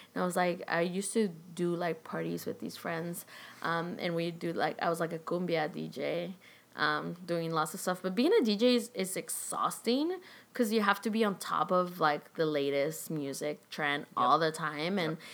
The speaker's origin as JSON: {"language": "English", "country": "Chile", "tie": "born or raised there", "moved": "yes", "lives_now": "Los Angeles, United States", "said": "where I grew up in Chile"}